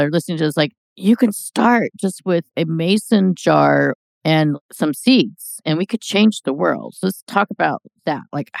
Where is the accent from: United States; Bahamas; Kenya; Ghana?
United States; California; I'm a Californian